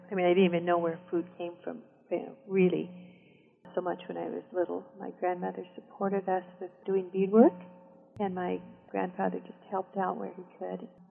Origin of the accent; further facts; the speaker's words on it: southern Black Hills of South Dakota, United States; also born or lived in Rosebud Indian Reservation, South Dakota; So I also grew up in the southern Black Hills of South Dakota.